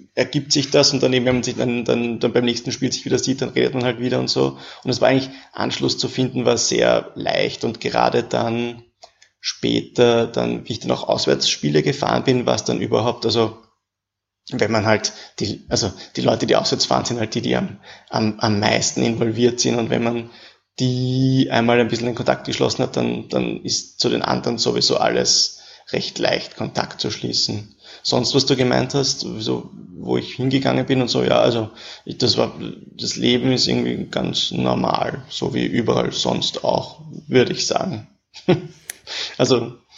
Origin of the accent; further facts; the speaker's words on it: Vienna, Austria; also born or lived in Paris; ich bin auch aus Wien